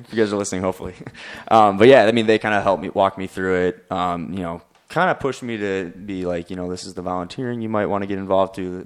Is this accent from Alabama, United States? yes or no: no; Madison, Wisconsin, United States; I'm from, uh, Madison, uh, Wisconsin